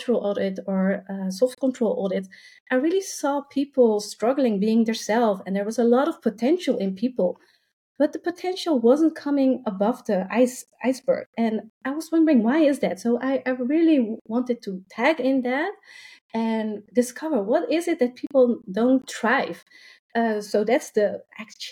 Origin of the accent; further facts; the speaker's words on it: Rotterdam, South Holland, Netherlands; I'm from the Netherlands. I have been born and raised in Rotterdam